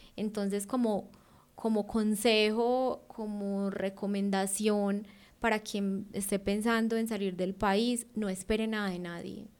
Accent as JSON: {"language": "Spanish", "country": "Colombia", "moved": "as an adult"}